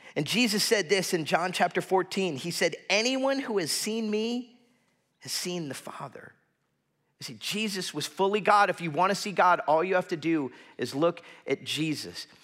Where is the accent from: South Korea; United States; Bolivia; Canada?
United States; South Florida; growing up in South Florida